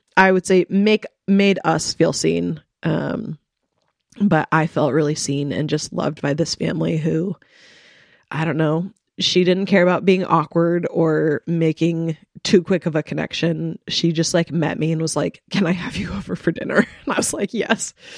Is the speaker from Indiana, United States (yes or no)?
no; Coeur d'Alene, Idaho, United States; moved away as an adult; also born or lived in Moscow, Idaho; I grew up in Coeur d'Alene